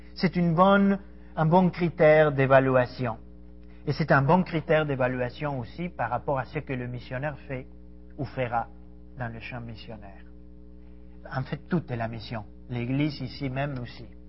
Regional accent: Argentina; French is a second language; moved away as an adult; also born or lived in Ecuador / Paris, France; Je suis argentin. J'ai quitté mon pays il y a 23 ans, grosso modo.

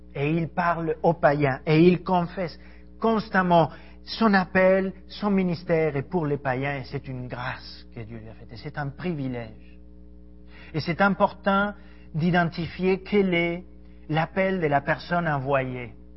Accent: Argentina; French is a second language; moved away as an adult; also born or lived in Ecuador / Paris, France; Je suis argentin. J'ai quitté mon pays il y a 23 ans, grosso modo.

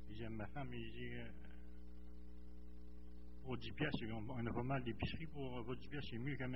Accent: Gaspésie, Quebec, Canada; now in Saint-Hyacinthe, Canada; suis né en Gaspésie j'ai arrivé par mon beau-père.

